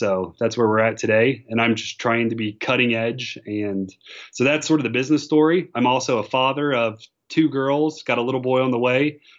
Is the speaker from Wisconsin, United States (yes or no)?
no; Cincinnati, Ohio, United States; moved away as an adult; also born or lived in New York; I grew up in Cincinnati.